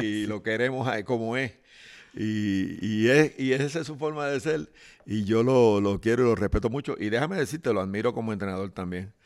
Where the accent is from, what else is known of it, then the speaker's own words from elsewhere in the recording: Guaynabo, Puerto Rico; los barrios de mi pueblo, que se llama Guaynabo City.